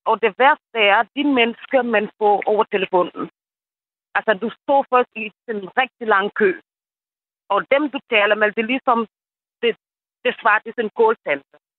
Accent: Senegal; Danish is a second language; moved away as an adult; now in Denmark; Jeg er fra Senegal. Ja. Og jeg har boet i landet i 20 år.

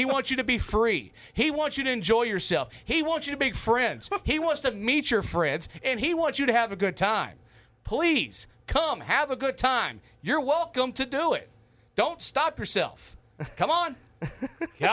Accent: the South, United States; now in Hawaii, United States; I'm from the South

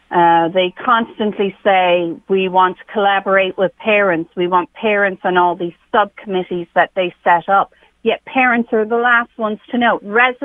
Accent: Ireland; now in West Hartford, United States; I'm from Ireland

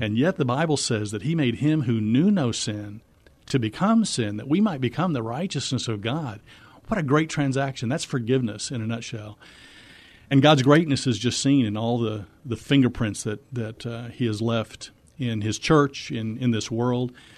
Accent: Missouri, United States; moved away as an adult; now in Texas, United States; I'm from Missouri. We met in Texas, and we stayed.

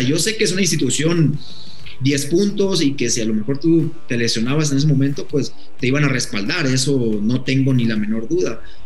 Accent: Mexico; uno como mexicano

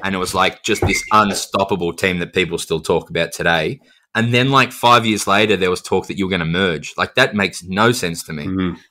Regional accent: Adelaide, South Australia, Australia; I grew up in Adelaide

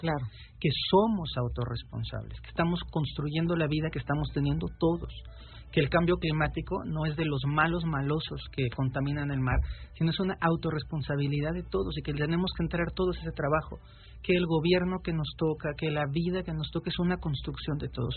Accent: Mexico; yo soy mexicano

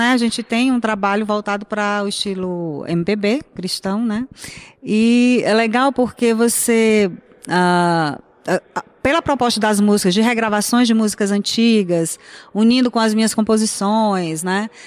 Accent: Teresina, Piauí, Brazil; eu sou de Teresina, Piauí, né? a nosso Nordeste.

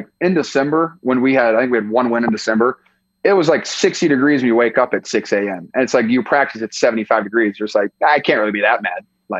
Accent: Iowa, United States; moved away as an adult; now in California, United States; I'm from Iowa

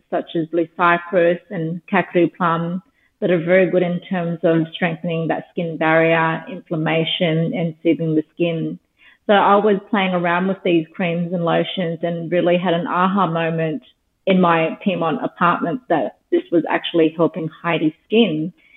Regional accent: Darwin, Northern Territory, Australia; now in Sydney, Australia; I was born and raised in Darwin, the Northern Territory

